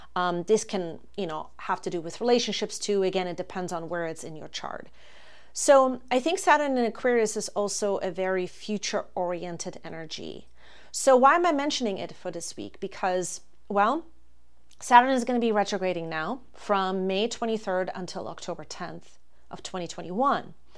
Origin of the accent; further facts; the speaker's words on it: Germany; moved away as an adult; now in Florida, United States; I am originally from Germany. That's where I was born and raised.